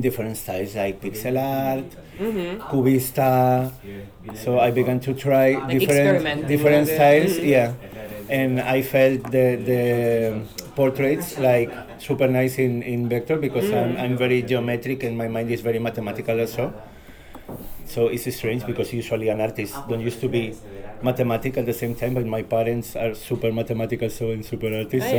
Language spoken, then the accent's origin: English; Madrid, Community of Madrid, Spain; English is a second language; also born or lived in Palma de Mallorca; I was born in Palma de Mallorca in 1984, and I grown in Madrid because I came to Madrid when I had like 3 years old